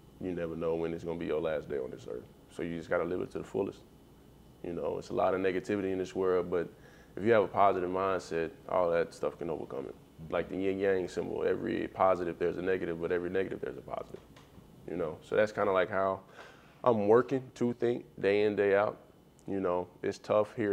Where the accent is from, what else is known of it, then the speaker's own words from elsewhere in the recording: near Magnolia, Arkansas, United States; moved away as an adult; also born or lived in Chicago; Magnolia, Arkansas. It's like 30 minutes from my hometown